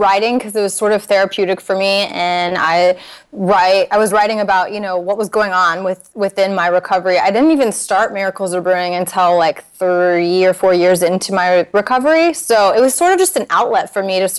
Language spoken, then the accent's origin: English; Naples, Florida, United States; moved away; I'm from Naples